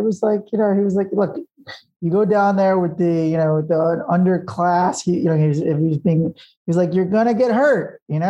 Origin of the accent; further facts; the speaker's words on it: Long Island, New York, United States; I grew up on Long Island, New York, tri-state area.